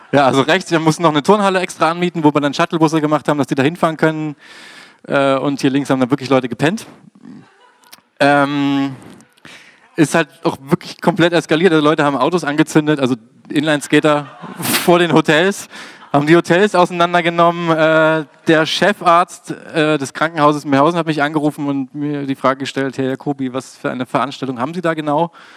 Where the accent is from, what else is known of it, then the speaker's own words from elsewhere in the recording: Dresden, Saxony, Germany; in meiner Heimatstadt Dresden